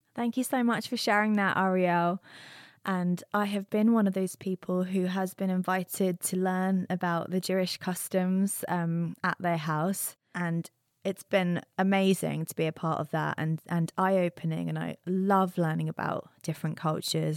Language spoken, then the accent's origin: English; United Kingdom; moved away